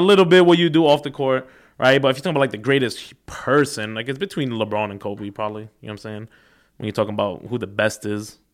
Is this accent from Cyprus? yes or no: yes; Cyprus; I'm from Cyprus, little country this big on the map.